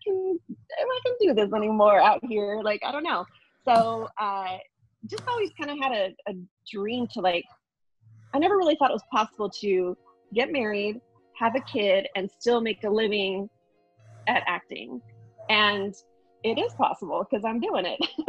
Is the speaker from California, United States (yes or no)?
yes; Fallbrook, California, United States; moved away as an adult; also born or lived in Los Angeles, California; I was born and raised in the San Diego County area. And I grew up in a little teeny tiny town called Fallbrook, California.